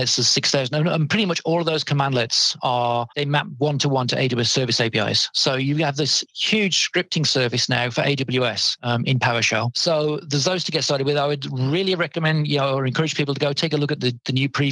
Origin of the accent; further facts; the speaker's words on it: United Kingdom; I'm a Brit